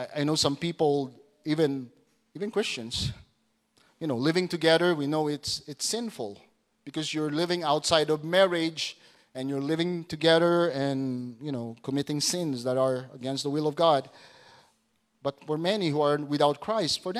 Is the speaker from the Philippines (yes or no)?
yes; Putik, Zamboanga Peninsula, Philippines; moved away; The name of our hometown back in Zamboanga, it's putik.